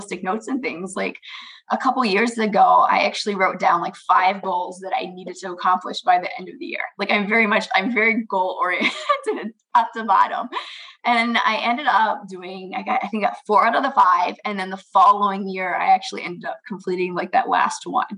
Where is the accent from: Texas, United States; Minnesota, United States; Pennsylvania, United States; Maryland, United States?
Maryland, United States; moved away as an adult; also born or lived in Indiana; now in Michigan, United States; I grew up in Maryland.